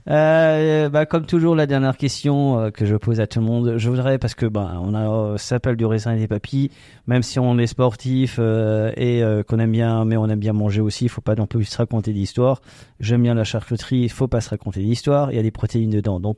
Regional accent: Alsace, France; on est alsacien.

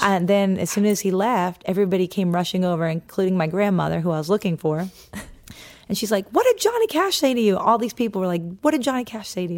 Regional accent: Norwell, Massachusetts, United States; I grew up in Norwell, Massachusetts

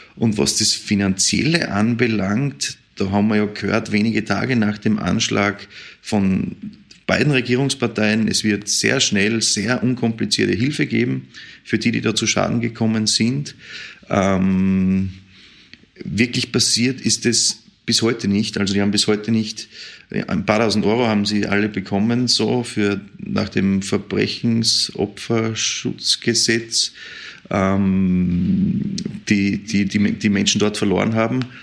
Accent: Vienna, Austria; als Wiener ist man diese Situation einfach nicht gewohnt

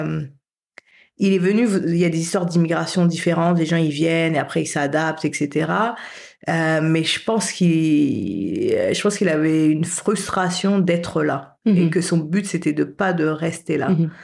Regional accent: France; moved away as an adult; also born or lived in Paris / Canada / Haiti / United States; j'ai grandi en France, mais avec dans une famille haïtienne classique

